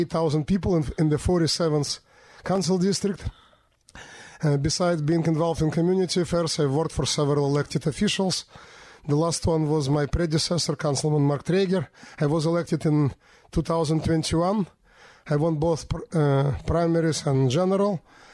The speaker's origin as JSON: {"language": "English", "region": "Minsk", "country": "Belarus", "tie": "born or raised there", "moved": "as an adult", "lives_now": "New York City, United States", "said": "I was born in 1967 in the city of Minsk, capital of Belarus. I came to America in 1993 with my family"}